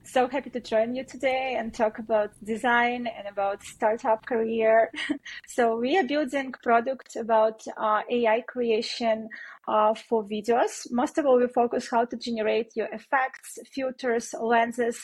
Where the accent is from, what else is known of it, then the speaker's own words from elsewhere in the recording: Belarus; moved away; I'm originally from Belarus, and my team was also based in Belarus.